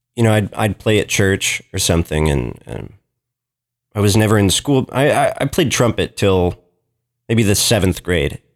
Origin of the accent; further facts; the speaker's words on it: Lexington, Kentucky, United States; also born or lived in Portland, Oregon; my family moved to Kentucky when I was six. And, um, so I was raised here, grew up in Lexington, didn't leave Lexington too much